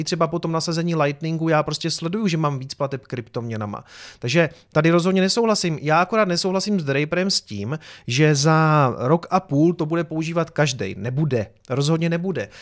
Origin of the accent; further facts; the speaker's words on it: Prostějov, Olomouc Region, Czechia; z Prostějova